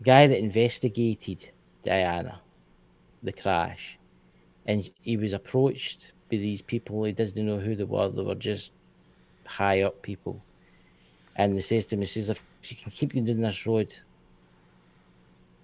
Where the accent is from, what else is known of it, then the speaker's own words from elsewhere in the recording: Scotland, United Kingdom; I'm British citizen for the UK. I'm for Scotland, obviously